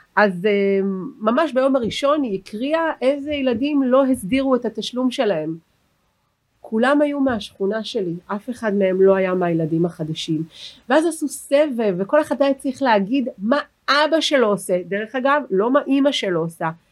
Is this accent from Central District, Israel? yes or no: no; Herzliya, Tel Aviv District, Israel; אני גדלתי בעיר הנכונה הרצליה